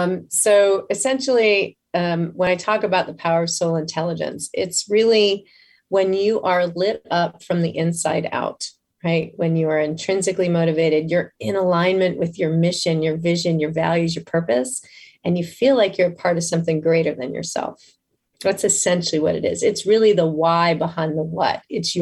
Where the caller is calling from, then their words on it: Tampa, Florida, United States; I am in Tampa, Florida.